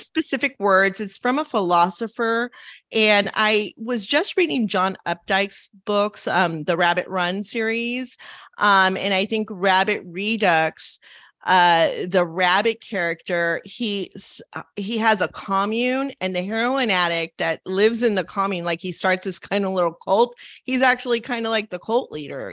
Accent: Los Angeles, California, United States; growing up in Los Angeles

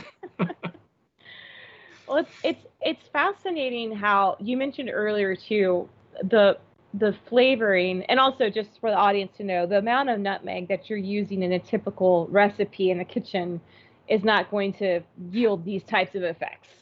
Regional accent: Florida, United States; growing up in Florida

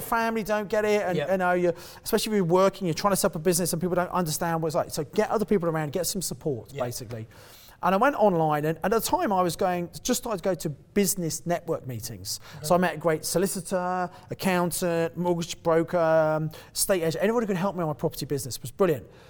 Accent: Kent, South East England, United Kingdom; moved away as an adult; also born or lived in Birmingham; I come from Kent originally

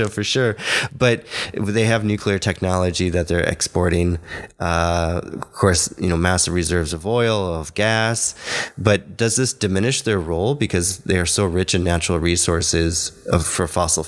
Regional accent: Hungary; accent: Hungarian; My Hungarian accent.

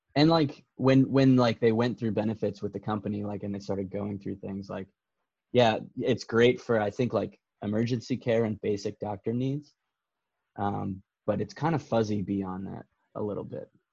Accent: United States; now in Canada; as an American

